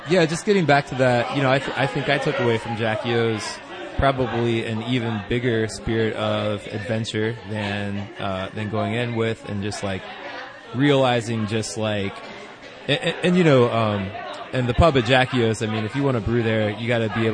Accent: Athens, Ohio, United States; I grew up here

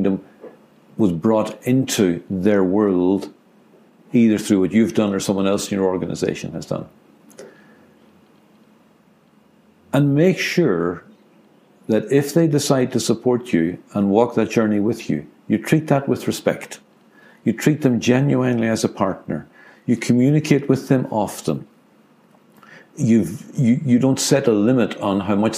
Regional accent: Ireland; I'm an Irishman

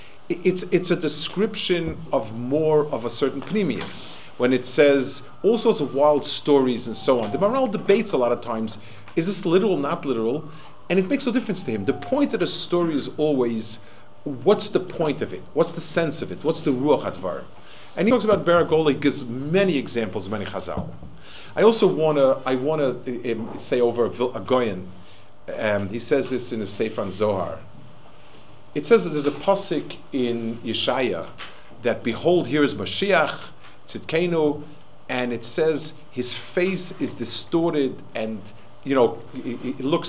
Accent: New York City, New York, United States; I also grew up in Manhattan, but probably the other end of it

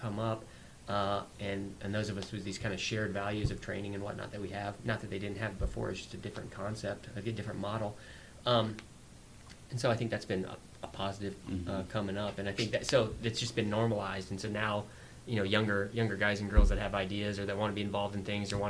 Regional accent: Colorado Springs and Denver, United States; also born or lived in Fort Collins, Colorado; I grew up kind of in Colorado Springs in Denver

